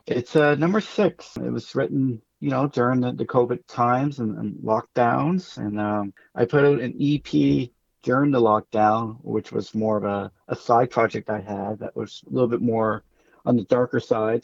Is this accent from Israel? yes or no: no; Amherst, Nova Scotia, Canada; moved away; also born or lived in Moncton, New Brunswick; I'm from Amherst.